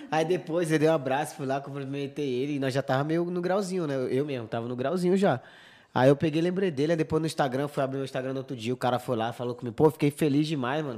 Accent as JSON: {"language": "Portuguese", "region": "Pará", "country": "Brazil", "moved": "yes", "lives_now": "Spain", "said": "no Pará também, que é de onde eu sou"}